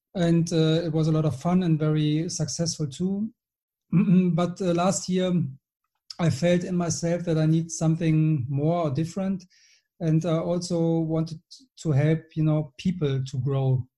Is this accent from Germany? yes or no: yes; Germany; moved away as an adult; also born or lived in Switzerland / London / Bordeaux / Gold Coast, Australia; now in Marbella, Spain; I'm German. I live in Spain, Marbella